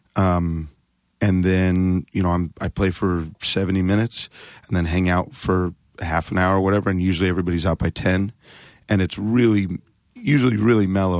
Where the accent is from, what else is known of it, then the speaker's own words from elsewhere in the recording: Phoenix, Arizona, United States; now in Seattle, United States; Phoenix, but I've lived in Seattle for twenty-two years